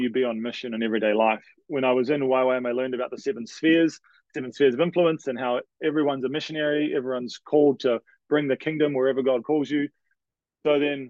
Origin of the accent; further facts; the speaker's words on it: New Zealand; moved away as an adult; now in Canada; I'm from New Zealand, for those trying to guess my accent